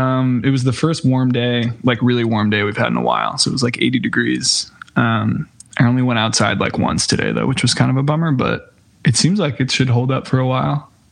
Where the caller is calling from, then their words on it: Brooklyn, New York, United States; I'm located in Brooklyn, New York.